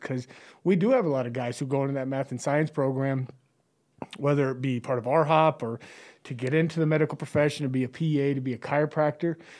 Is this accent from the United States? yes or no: yes; Chadron, Nebraska, United States; growing up in Shattern